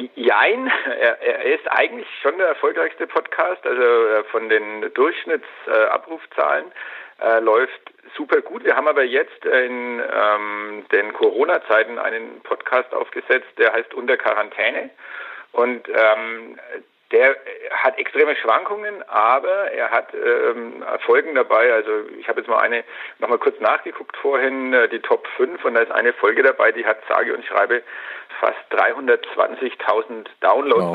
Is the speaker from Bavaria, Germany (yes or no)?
yes; Franconia, Bavaria, Germany; hier bei uns in Franken